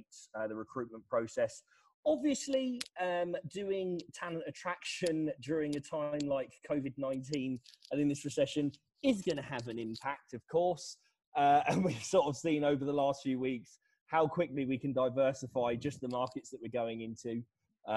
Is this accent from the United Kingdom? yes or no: yes; United Kingdom; I'm British.